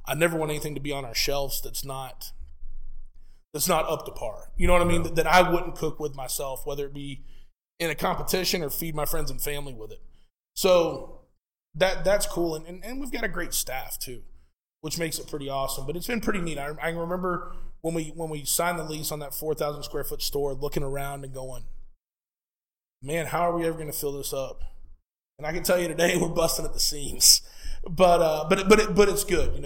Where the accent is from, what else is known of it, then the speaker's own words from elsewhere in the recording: Lakeland, Florida, United States; in my hometown of Lakeland, Florida, where born and raised, still live there today.